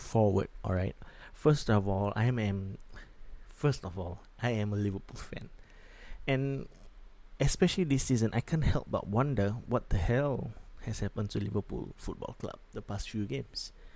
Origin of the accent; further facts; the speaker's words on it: Singapore; I'm from Singapore